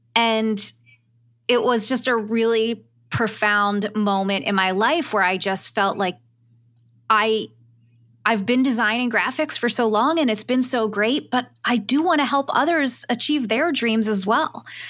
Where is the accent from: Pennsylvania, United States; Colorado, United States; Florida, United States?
Pennsylvania, United States; Philadelphia; moved away; back at home, I'm from Philly, three thousand miles away